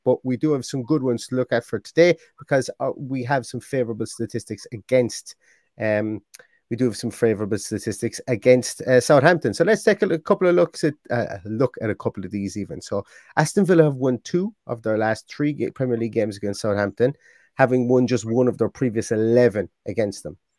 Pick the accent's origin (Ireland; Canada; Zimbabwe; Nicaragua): Ireland; Limerick, Munster; I'm from Limerick